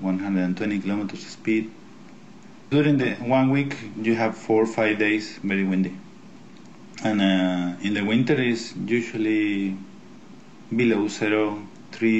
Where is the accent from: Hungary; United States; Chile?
Chile; also born or lived in Patagonia; I am from Chile, but I live actually in Patagonia